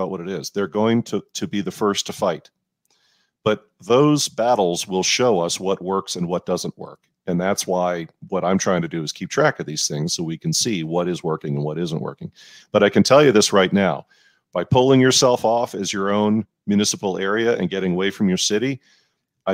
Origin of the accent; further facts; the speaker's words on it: Midwest, United States; in my area of the Midwest